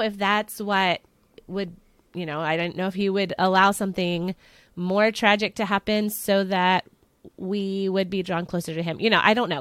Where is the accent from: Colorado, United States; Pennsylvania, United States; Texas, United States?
Pennsylvania, United States; I am from Pennsylvania along with Kelly